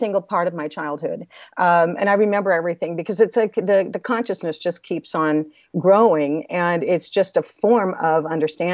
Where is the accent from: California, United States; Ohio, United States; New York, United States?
California, United States; Los Angeles; I was born in Los Angeles, California